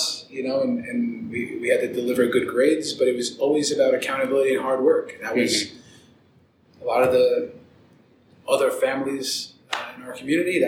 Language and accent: English; New York City, New York, United States; now in Denver, United States; I was born in the Bronx